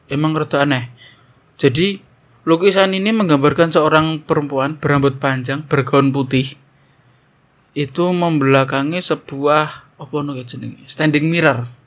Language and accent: Indonesian; East Java, Indonesia; sekarang kita pulang ke tempat asal saya. Tadi rada ngetan sidik. Di sebuah kota di Jawa Timur sekitar 2 sampai 3 jam dari kota saya